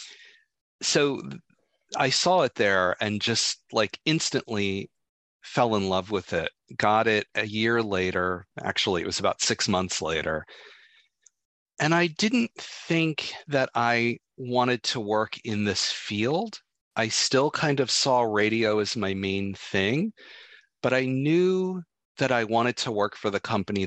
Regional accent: Philadelphia, Pennsylvania, United States; moved away as an adult; I was born and raised in Philly and lived there until 1991.

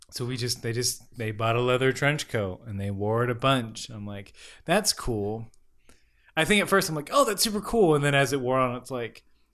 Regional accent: the South, United States; That's the, I can't do, even though I'm from the South.

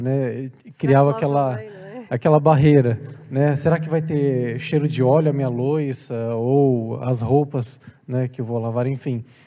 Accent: Brazil; now in Portugal; porque eu sou brasileiro

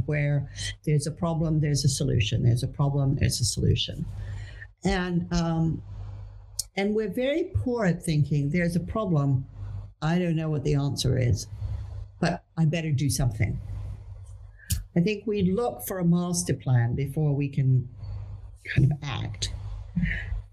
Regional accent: Netherlands; I grew up in the Netherlands

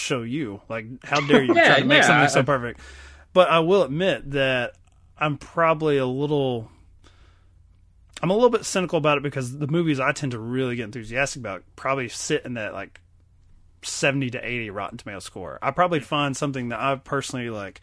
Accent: Kentucky, United States; we grew up in Kentucky, a small town

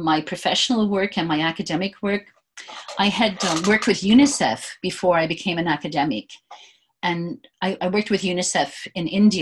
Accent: Prince Edward Island, Canada; moved away; also born or lived in Vanuatu; I grew up in Prince Edward Island. My father had a small farm, and I grew up on the North Shore

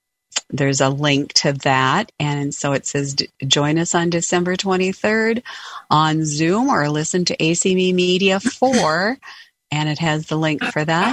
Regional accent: Western North Dakota, United States; where I grew up in Western North Dakota

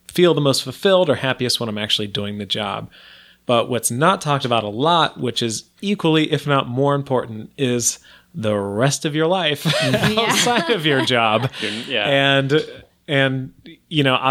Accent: Ohio, United States; moved away; growing up in Ohio

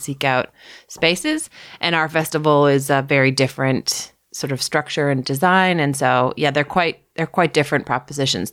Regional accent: Toronto, Ontario, Canada; also born or lived in Ottawa / Rothesay, New Brunswick; I grew up in Toronto, north of Toronto, in North York.

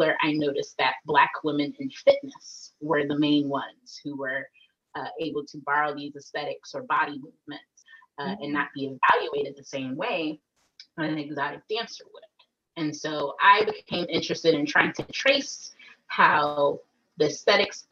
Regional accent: Atlanta, Georgia, United States; I was raised in Atlanta

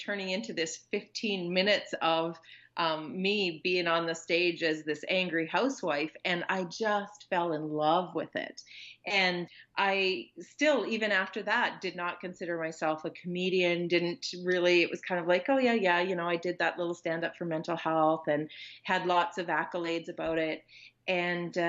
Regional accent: Consort, Alberta, Canada; my hometown, which is small town Consort, Alberta

